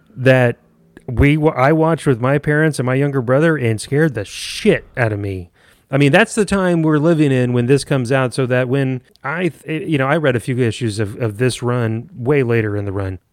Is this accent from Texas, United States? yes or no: yes; San Antonio, Texas, United States; growing up in San Antonio